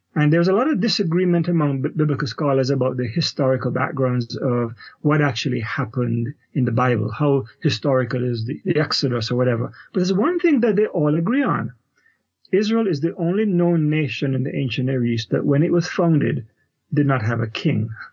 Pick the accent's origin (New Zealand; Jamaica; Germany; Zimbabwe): Jamaica; Kingston; moved away as an adult; also born or lived in Canada; now in United States; so I am originally a Jamaican, grew up in Kingston, Jamaica, did my Bachelor of Theology degree there, and immigrated to Canada after